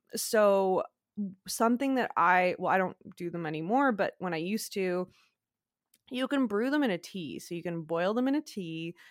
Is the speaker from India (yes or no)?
no; Quebec, Canada; I'm from Quebec, like I'm from French Canada